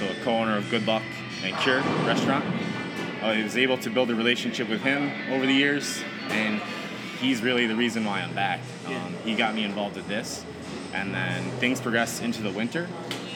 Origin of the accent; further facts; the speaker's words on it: Fairport, New York, United States; also born or lived in Hartford area, Connecticut; I'm originally from the area. I grew up in Fairport. I graduated from Fairport High. And I spent basically the entirety of my adolescent life from probably the age of like 9 until about 21 here in the Rochester area.